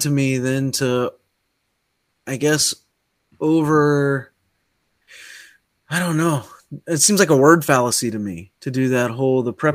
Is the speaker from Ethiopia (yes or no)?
no; United States; also born or lived in Ohio / Kentucky; now in Hawaii, United States; I grew up in Ohio and Kentucky